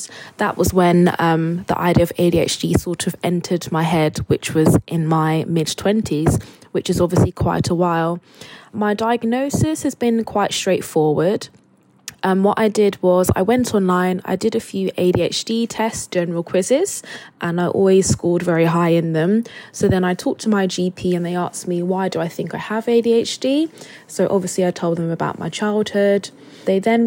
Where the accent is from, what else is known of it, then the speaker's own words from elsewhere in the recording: Luton, East of England, United Kingdom; now in Manchester, United Kingdom; I live in Manchester, but I grew up in Luton in Bedfordshire